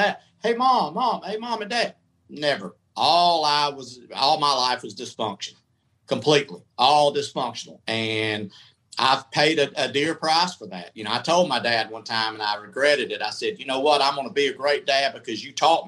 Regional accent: Atlanta, Georgia, United States; moved away; also born or lived in Tampa; Went to iHeart in Atlanta. Stayed 9 months. I just thought I would be massive there because that's my hometown

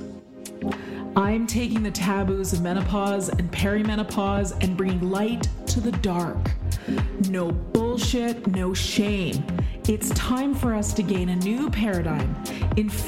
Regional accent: Canada; I am Canadian, and we celebrate both Thanksgivings in this house because my husband's American

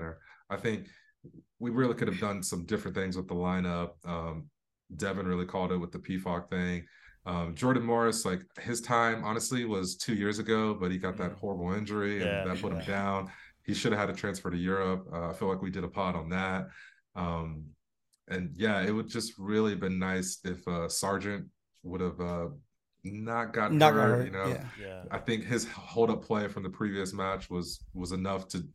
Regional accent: England, United Kingdom; moved away; also born or lived in Florida; I was born in Florida, but I spent a lot of time. I was raised in England

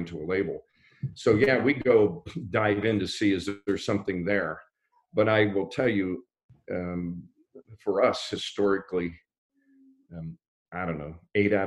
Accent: Pittsburgh, Pennsylvania, United States; moved away; I'm from Pittsburgh

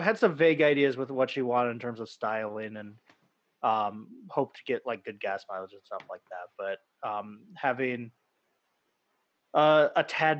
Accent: Midwest, United States; So growing up in the Midwest

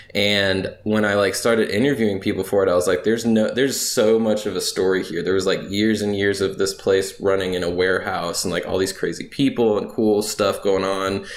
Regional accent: Raleigh, North Carolina, United States; moved away as an adult; now in Louisiana, United States; I'm originally from North Carolina, the Raleigh area to be specific. It's the capital of the state born and raised there, lived there most all my life.

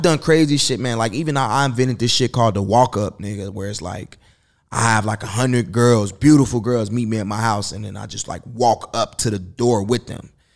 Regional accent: Chicago, Illinois, United States; now in Los Angeles, United States; I'm from Chicago

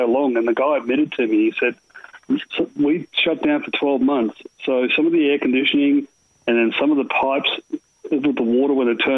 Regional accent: Australia; moved away; I grew up in Australia

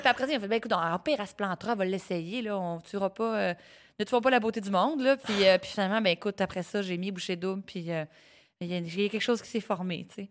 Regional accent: Sorel-Tracy, Quebec, Canada; also born or lived in Repentigny / Témiscamingue; née à Repentigny, rapidement déménagée au Témiscamingue, mais pas longtemps, ah! pour finalement aller me réinstaller à Sorel-Tracy, d'où ma mère vient à l'âge de 4 ans. J'ai vécu la, vraiment une enfance, adolescence

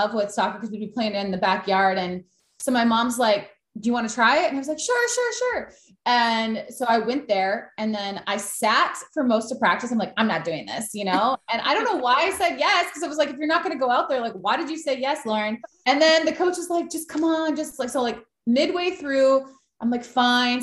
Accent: Green Bay, Wisconsin, United States; I grew up in Green Bay, which is not really a soccer city

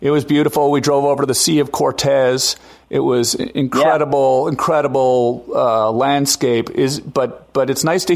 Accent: Canada; I'm from Canada

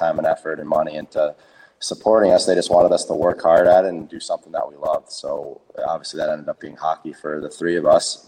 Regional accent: New Jersey, United States; 15 of my closest friends that I grew up with in New Jersey

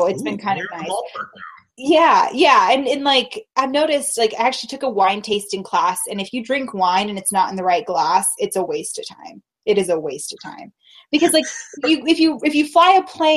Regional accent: Reno, Nevada, United States; I was raised in Reno

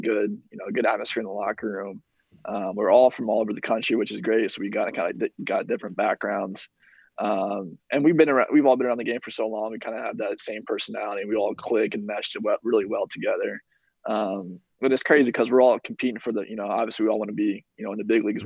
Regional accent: Indiana, United States; I'm from Indiana

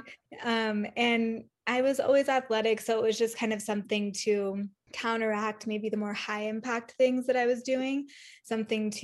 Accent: Northern California, United States; also born or lived in South Lake Tahoe; I am originally from Northern California

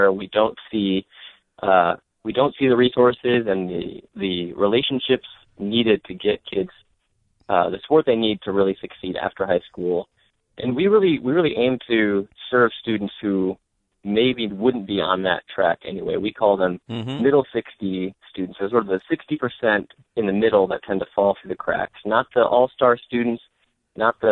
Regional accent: Michigan, United States; also born or lived in Jersey City, New Jersey; back to Detroit, back to my home state

